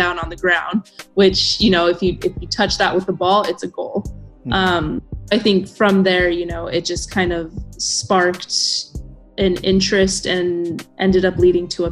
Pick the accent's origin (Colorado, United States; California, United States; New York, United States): Colorado, United States; Denver; moved away; I was born and raised in Denver, Colorado, which is one of many states in the U.S.